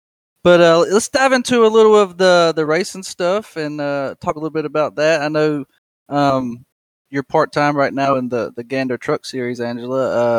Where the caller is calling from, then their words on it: Sanford, North Carolina, United States; I'm a little south of Raleigh, man. Sanford, North Carolina. It's a little small town.